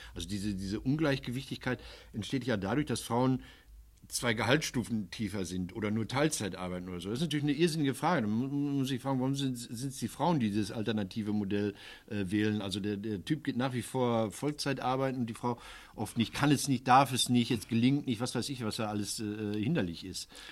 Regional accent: Ruhr area, North Rhine-Westphalia, Germany; bei uns im Ruhrgebiet

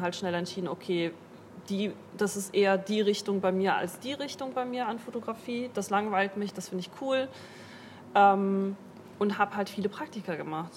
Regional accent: Duisburg, North Rhine-Westphalia, Germany; moved away as an adult; also born or lived in Moers; now in Bremen, Germany; ich komme eigentlich aus Mörser, also ich bin halt ähm, sehr viel in Duisburg gewesen und bin halt quasi auch in Duisburg aufgewachsen

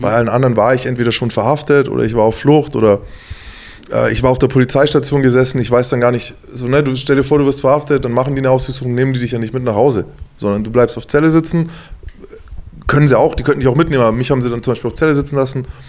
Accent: Bavaria, Germany; now in Mainz, Germany; ich komme aus Bayern

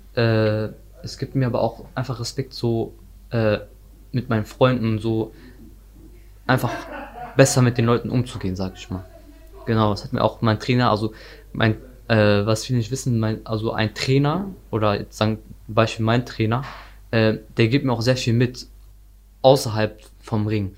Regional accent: North Rhine-Westphalia, Germany; Ich komme aus Nordrhein-Westfalen

